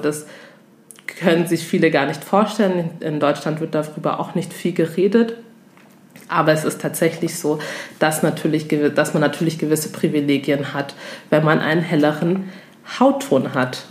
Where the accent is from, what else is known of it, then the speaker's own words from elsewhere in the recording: Togo; ich komme zum Beispiel aus Togo